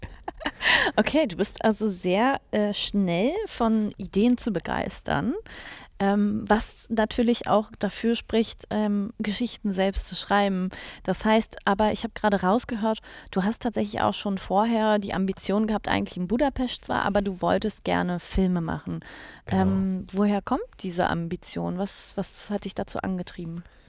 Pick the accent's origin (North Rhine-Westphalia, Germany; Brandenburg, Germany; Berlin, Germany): Berlin, Germany; als Berlinerin